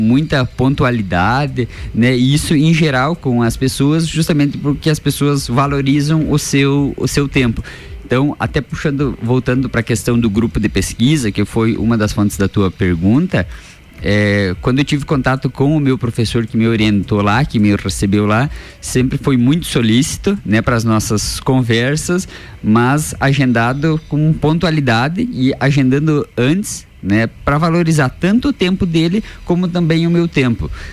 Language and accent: Portuguese; Brazil; como bons brasileiros